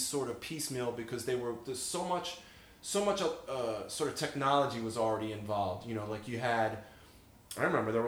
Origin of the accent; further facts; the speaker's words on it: Philadelphia, Pennsylvania, United States; I'm a ham from Philly